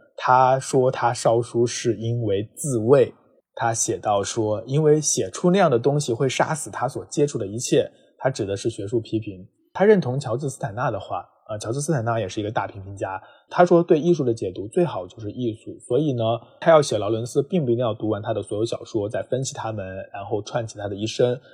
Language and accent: Chinese; Jiangxi, China; moved away; 江西我的老家